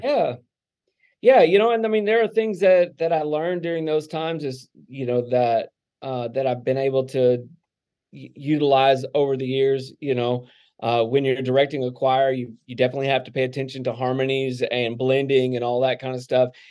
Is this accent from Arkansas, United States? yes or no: yes; Texarkana, Arkansas, United States; now in Indiana, Pennsylvania, United States; I grew up in Arkansas